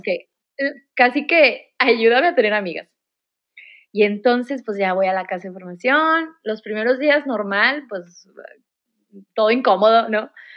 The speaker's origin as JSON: {"language": "Spanish", "town": "Monterrey", "region": "Nuevo León", "country": "Mexico", "tie": "born or raised there", "said": "soy de Monterrey, toda mi vida aquí"}